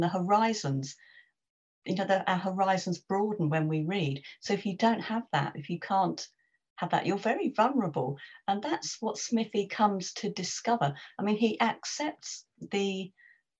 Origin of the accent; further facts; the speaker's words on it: London, United Kingdom; I'm a West Londoner